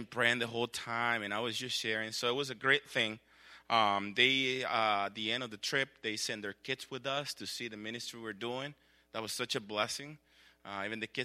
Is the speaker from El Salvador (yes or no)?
yes; El Salvador; moved away; I grew up in El Salvador